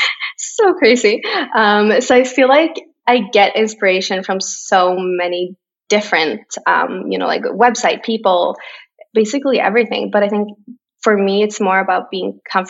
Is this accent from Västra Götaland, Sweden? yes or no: yes; Borås, Västra Götaland, Sweden; English is a second language; now in Stockholm, Sweden; So 4 hours away on the other side of Sweden is my hometown, Borås, a very tiny town.